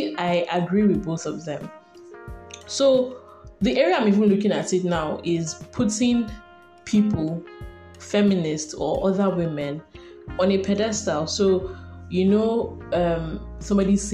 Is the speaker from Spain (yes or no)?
no; Nigeria; I'm a Nigerian woman and I carry a lot of identities in my soul, stemming primarily from Nigeria